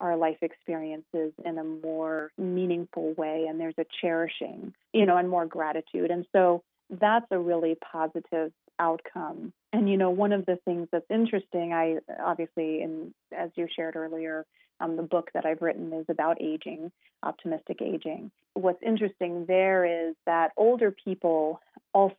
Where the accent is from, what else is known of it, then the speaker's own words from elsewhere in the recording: Colorado, United States; I am from Colorado